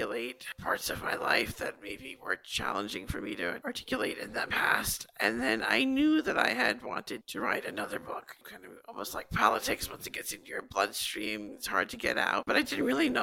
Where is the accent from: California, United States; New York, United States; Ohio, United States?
New York, United States; Long Island; I grew up here on Long Island.